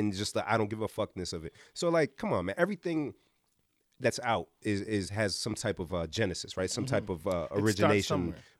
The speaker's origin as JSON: {"language": "English", "country": "United States", "said": "Well, I'm American. I'm American."}